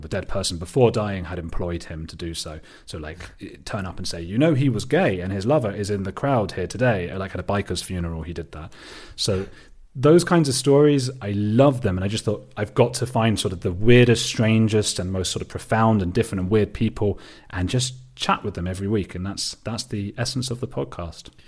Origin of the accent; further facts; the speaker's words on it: Watford, East of England, United Kingdom; I am British. I'm from a little suburb, uh, of London called Watford.